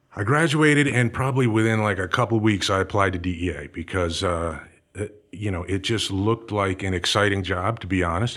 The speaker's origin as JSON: {"language": "English", "region": "New Jersey", "country": "United States", "tie": "born or raised there", "also_born_or_lived": "Everett, Massachusetts / Los Angeles", "moved": "as an adult", "said": "I was, uh, born in Everett, Massachusetts, and, uh, spent some time growing up in Massachusetts, moved down to New Jersey probably when, I don't know, I was about six years old or so. My dad took a job down there, and, uh, that's where I spent all my high school time."}